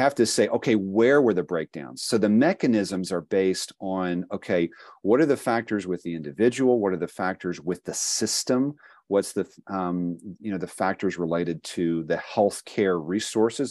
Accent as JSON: {"language": "English", "region": "Appalachia", "country": "United States", "tie": "born or raised there", "said": "I was born and have lived most of my life in the Appalachian Midwest region of the country here"}